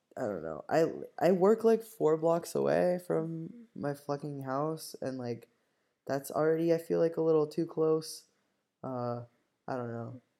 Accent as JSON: {"language": "English", "country": "Cuba", "tie": "born or raised there", "said": "I was born and raised in Cuba"}